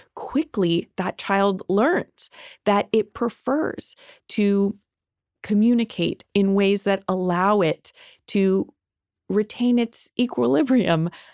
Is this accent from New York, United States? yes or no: no; Los Angeles, California, United States; I grew up here in Los Angeles